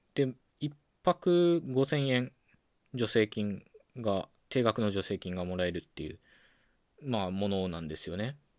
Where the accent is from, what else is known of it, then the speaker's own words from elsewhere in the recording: Okayama, Japan; moved away as an adult; now in Tokyo, Japan; 出身は岡山県なんですよで高校卒業と同時に、まあ、上京してきたっていう感じなんですよね